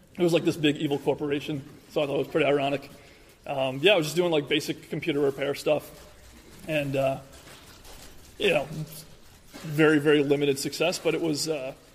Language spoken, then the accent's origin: English; New York, United States; born or raised there